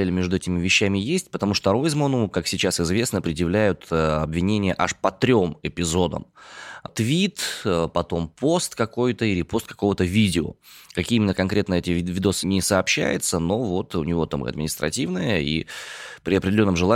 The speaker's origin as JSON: {"language": "Russian", "town": "Krasnoyarsk", "region": "Krasnoyarsk Krai", "country": "Russia", "said": "я из Красноярска."}